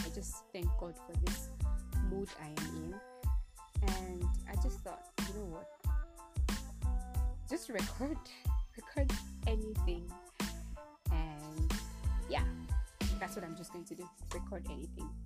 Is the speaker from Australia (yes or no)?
no; Nigeria